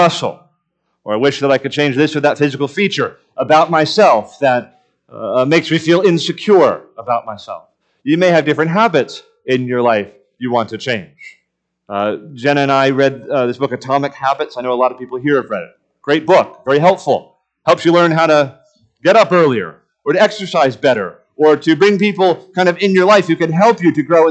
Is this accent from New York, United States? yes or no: no; Miami, Florida, United States; moved away; growing up in the city and growing up in Miami and never owning a home